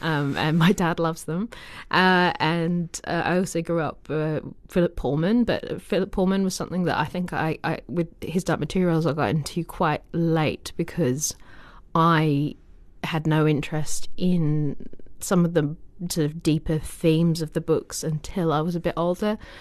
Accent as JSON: {"language": "English", "country": "Australia", "tie": "born or raised there", "moved": "yes", "said": "I'm from Australia"}